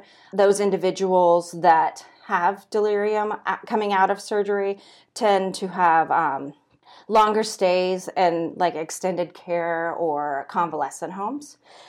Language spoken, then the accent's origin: English; Santa Cruz, California, United States; now in Nebraska, United States; I'm originally from Santa Cruz, California.